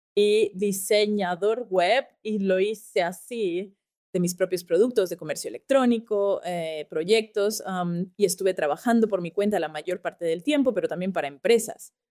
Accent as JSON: {"language": "Spanish", "country": "Austria", "said": "soy de Austria"}